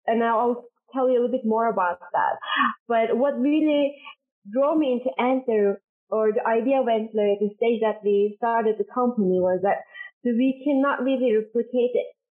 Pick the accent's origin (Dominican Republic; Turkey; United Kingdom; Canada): Turkey; Istanbul; moved away as an adult; also born or lived in United States / Norway; So I was born and raised in Istanbul in Turkey